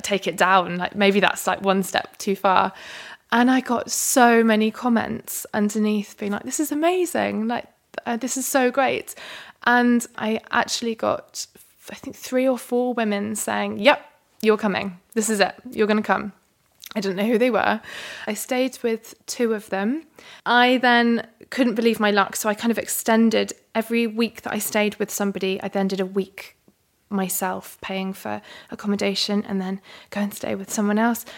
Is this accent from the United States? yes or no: no; London, United Kingdom; I was a calligrapher from London